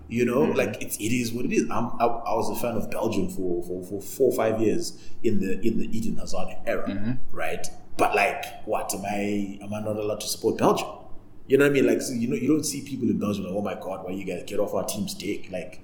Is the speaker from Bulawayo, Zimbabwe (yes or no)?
yes; Bulawayo, Zimbabwe; So because I'm from Bulawayo, I'm going to speak like this.